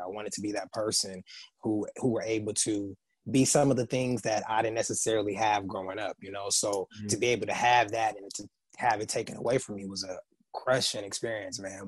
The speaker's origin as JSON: {"language": "English", "town": "San Bernardino", "region": "California", "country": "United States", "tie": "born or raised there", "said": "from San Bernardino, California, which is an uh, hour outside"}